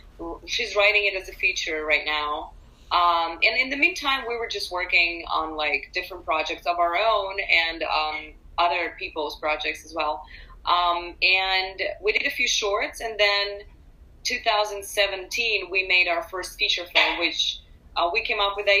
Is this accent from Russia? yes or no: yes; Urals, Russia; also born or lived in San Francisco; now in Los Angeles, United States; I also was born and raised in Russia.